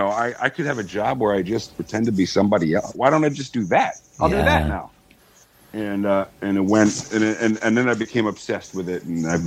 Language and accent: English; High Falls, New York, United States; moved away as an adult; also born or lived in Ithaca, New York / Indiana; I'm from High Falls, New York, which is about an hour and a half north of Manhattan. It's a little town. It's right outside of New York City